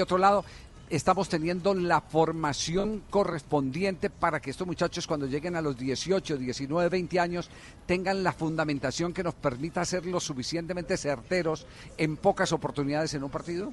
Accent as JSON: {"language": "Spanish", "town": "Manizales", "region": "Caldas", "country": "Colombia", "tie": "born or raised there", "said": "en mi tierra, en la ciudad de Manizales"}